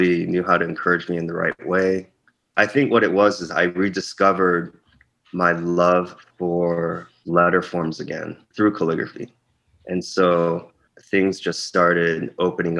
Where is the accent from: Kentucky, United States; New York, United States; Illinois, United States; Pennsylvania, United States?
Illinois, United States; Chicago; also born or lived in Korea; I grew up in Korea, lived in Chicago when I was 3. I grew up in the Chicago area, most of my growing up in the suburbs there, like the west suburbs